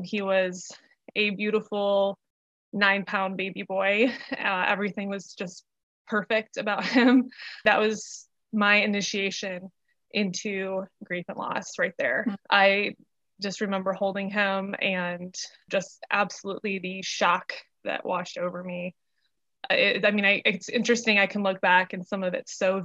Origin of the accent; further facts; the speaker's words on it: Michigan, United States; moved away as an adult; also born or lived in Asheville, North Carolina / Charlotte, North Carolina; now in North Carolina, United States; I was born and raised in Michigan